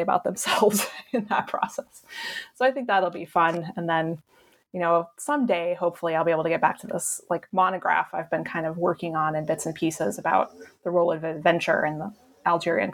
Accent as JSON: {"language": "English", "town": "Cheyenne", "region": "Wyoming", "country": "United States", "tie": "born or raised there", "moved": "yes", "said": "where I grew up in Cheyenne Wyoming which is like a dump"}